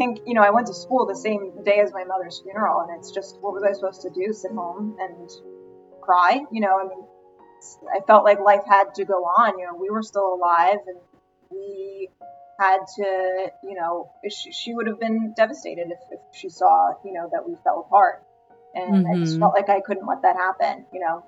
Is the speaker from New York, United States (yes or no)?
yes; Rockland County, New York, United States; I grew up in Rockland County